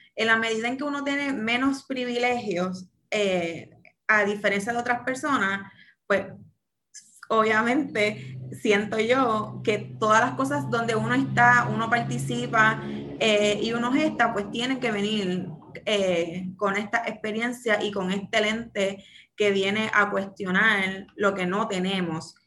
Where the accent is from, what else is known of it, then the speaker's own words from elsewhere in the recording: San Juan, Puerto Rico; soy nacida y criada en Santurce, específicamente en Barrio Obrero